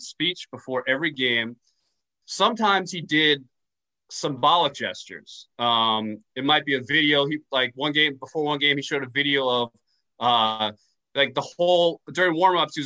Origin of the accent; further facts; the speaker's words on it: New York, United States; I grew up in New York